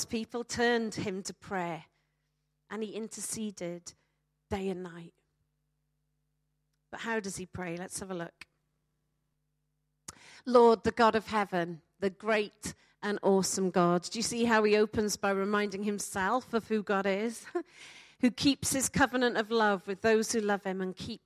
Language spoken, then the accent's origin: English; Wales, United Kingdom; I'm a Welsh speaker.